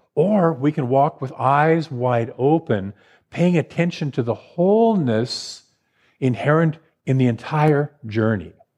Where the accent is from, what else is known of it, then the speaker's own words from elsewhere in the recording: Portland, Oregon, United States; moved away as an adult; now in Los Angeles, United States; I grew up in Portland, Oregon